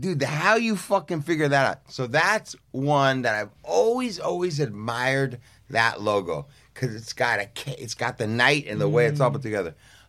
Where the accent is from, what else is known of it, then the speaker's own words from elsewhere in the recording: Southern California, United States; the time of growing up in Southern California.